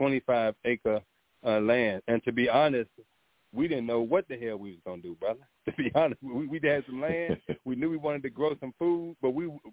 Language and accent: English; St. Louis, Missouri, United States; also born or lived in Phoenix, Arizona; now in Georgia, United States; I am originally from St. Louis